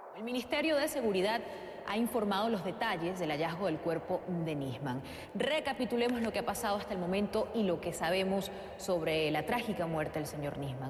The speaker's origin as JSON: {"language": "Spanish", "country": "Argentina", "said": "¿De dónde eres? de, Argentina, le contesté con miedo"}